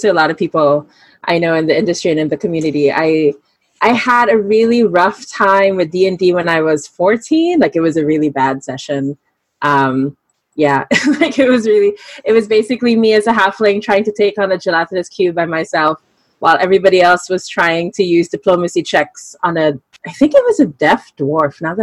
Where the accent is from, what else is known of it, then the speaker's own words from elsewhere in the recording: Manila, Metro Manila, Philippines; from Manila, Philippines